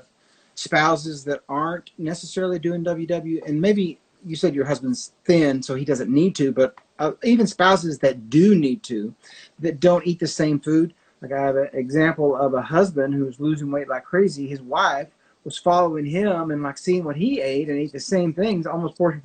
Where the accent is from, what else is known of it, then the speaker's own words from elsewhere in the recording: Arkansas, United States; moved away as an adult; also born or lived in Tennessee / Florida; now in Oklahoma, United States; I grew up in Arkansas for the first 25, 30 years of my life.